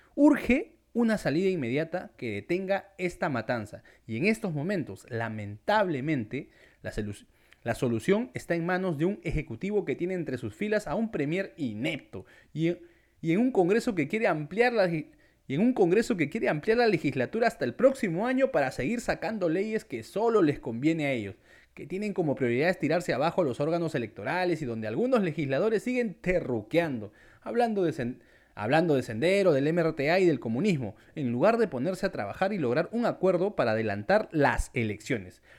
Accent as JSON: {"language": "Spanish", "country": "Peru"}